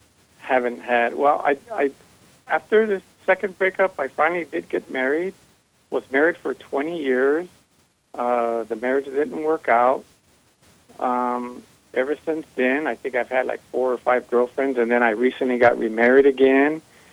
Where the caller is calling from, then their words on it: South Carolina, United States; I'm calling from South Carolina.